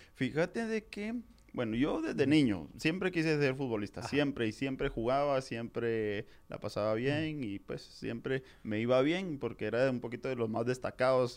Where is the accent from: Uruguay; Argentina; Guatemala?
Guatemala; Jalapa; moved away as an adult; also born or lived in Guatemala City; yo soy de Jalapa